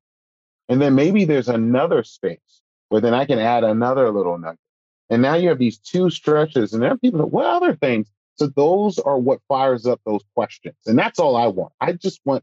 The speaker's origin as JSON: {"language": "English", "town": "Philadelphia", "region": "Pennsylvania", "country": "United States", "tie": "born or raised there", "said": "me growing up in Philadelphia"}